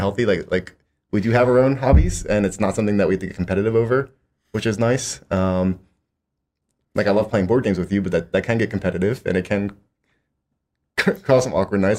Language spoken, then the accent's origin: English; Philadelphia, Pennsylvania, United States; I'm from the Philadelphia area